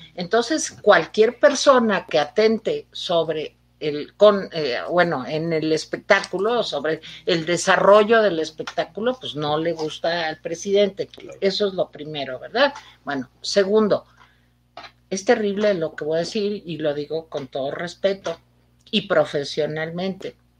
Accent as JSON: {"language": "Spanish", "country": "Mexico", "said": "Aquí todos somos mexicanos"}